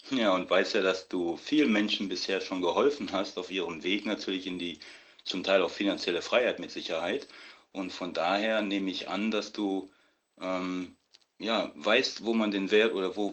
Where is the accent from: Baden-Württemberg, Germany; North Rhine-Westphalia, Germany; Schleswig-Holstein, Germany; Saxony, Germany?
North Rhine-Westphalia, Germany; Düsseldorf; Ich bin ähm, aus Düsseldorf und bin nicht oft hier in Düsseldorf